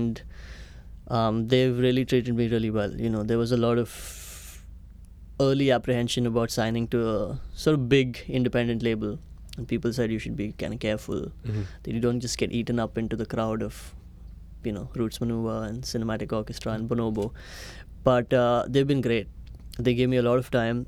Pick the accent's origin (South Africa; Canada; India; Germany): India; moved away as an adult; also born or lived in United States / Chennai, India; now in London, United Kingdom; I was born in the US, but my parents decided to move back to India